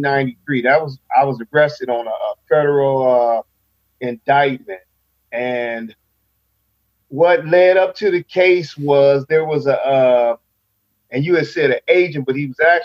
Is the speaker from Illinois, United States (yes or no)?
yes; Rockford, Illinois, United States; also born or lived in Huntington, New York; So we ended up coming down here to Rafael, Illinois. I want to say maybe 72. No, I'm going to say 73. 73. And I've been down here ever since.